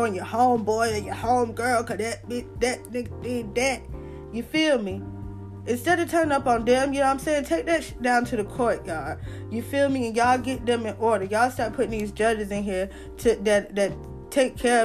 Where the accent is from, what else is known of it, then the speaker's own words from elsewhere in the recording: the South, United States; I'm from the South